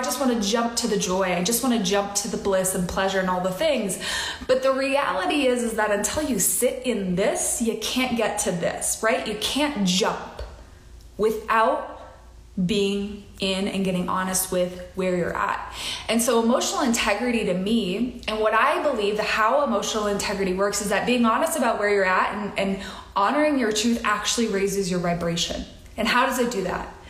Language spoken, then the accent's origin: English; Midwest, United States; I grew up in the Midwest